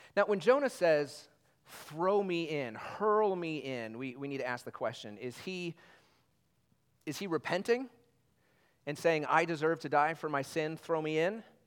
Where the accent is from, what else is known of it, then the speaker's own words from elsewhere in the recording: Indiana, United States; I'm from Indiana